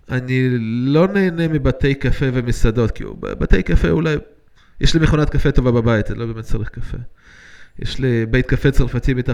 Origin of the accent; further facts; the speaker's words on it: Yakum, Central District, Israel; גדלתי בקיבוץ, בארץ. גדלתי בכל מיני מקומות, אבל בארץ אה, גרתי בקיבוץ.